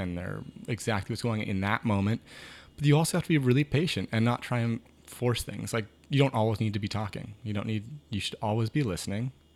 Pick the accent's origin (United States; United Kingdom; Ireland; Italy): United States; Maine; growing up in Maine.